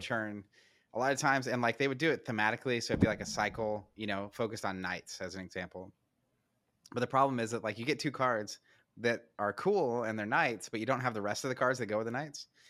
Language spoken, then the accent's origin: English; United States; I'm an American